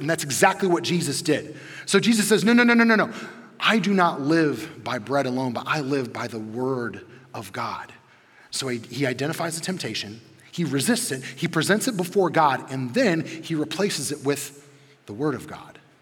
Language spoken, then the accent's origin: English; Midwest, United States; a chunky kid who grew up in the 90s in the Midwest